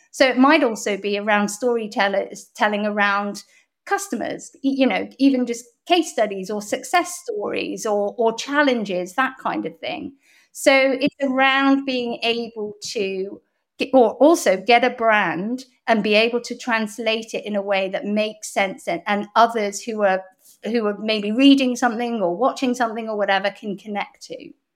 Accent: Bath, South West England, United Kingdom; accent: very English; also born or lived in Hong Kong / Canada / London / Toronto; I lived in Hong Kong till I was eight as well, and then I moved to Bath when I was about, maybe ten

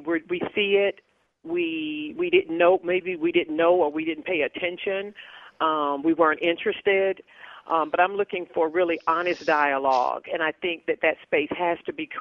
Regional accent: the South, United States; as a female raised in the South in America

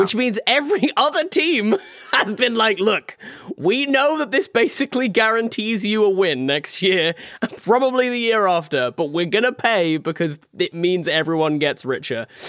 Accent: United Kingdom; in the U K, we

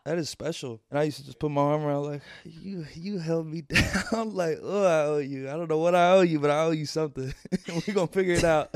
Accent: Louisville, Kentucky, United States; born or raised there

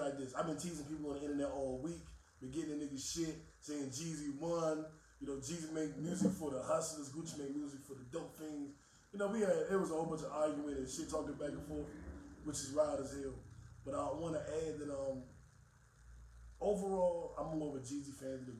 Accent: Washington, District of Columbia, United States; I'm not from Atlanta. We're from D.C.

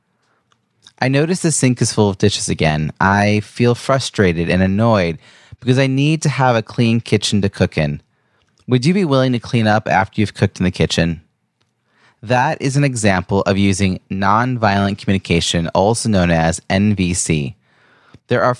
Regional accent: Long Island, New York, United States; my hometown area of Long Island, New York

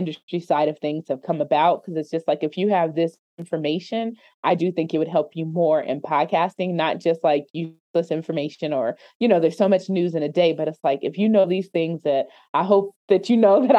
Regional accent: Denver, Colorado, United States; also born or lived in Hampton, Virginia / Maryland / Washington, District of Columbia, United States; born and raised in Denver. That's where I am. So born and raised in Denver, Colorado, the metro area.

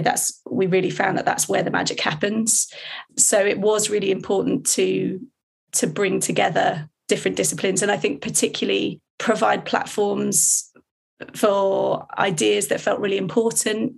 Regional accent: Hertfordshire, East of England, United Kingdom; I grew up in Hertfordshire

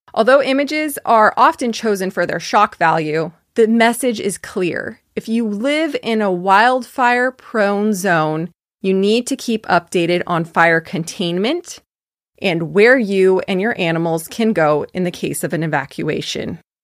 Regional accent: Fairfield, California, United States; I am from California, as you probably know by now. I grew up in a city called Fairfield

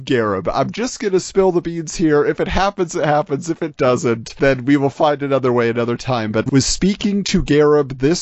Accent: United States; I grew up very close to the Mexican border

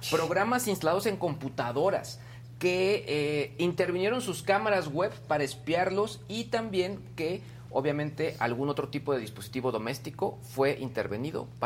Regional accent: San Luis de la Paz, Guanajuato, Mexico; llegando se volvió trending topic mi pueblo San Luis de la Paz, se volvió trending topic también este periodista que fue asesinado allá

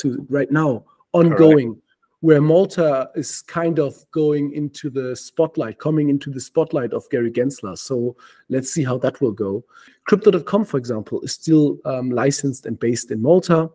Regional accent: Denmark; moved away; also born or lived in Germany; I was living in Germany and then I moved to Denmark gradually. I'm from Denmark.

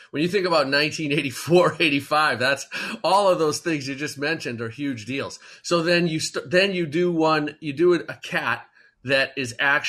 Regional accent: Boston, Massachusetts, United States; I'm from Boston

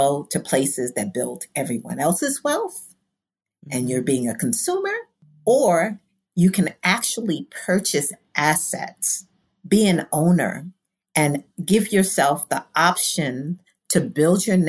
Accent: New York City, New York, United States; I am from Brooklyn, humble beginnings, Bedford-Stuyvesant

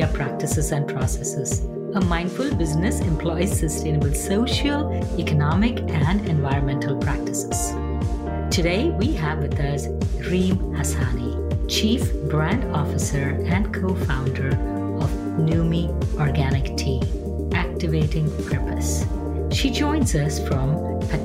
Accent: India; Growing up in India

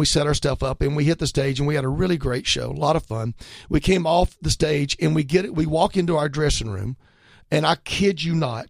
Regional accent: just down the road from Atlanta, Georgia, United States; I'm from just down the road to Atlanta.

